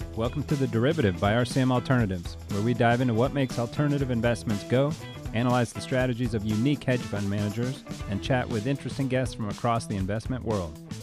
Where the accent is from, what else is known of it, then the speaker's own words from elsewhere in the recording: Vero Beach, Florida, United States; moved away as an adult; also born or lived in Aspen, Colorado; now in Chicago, United States; I was born in Chicago, raised down in Vero Beach, Florida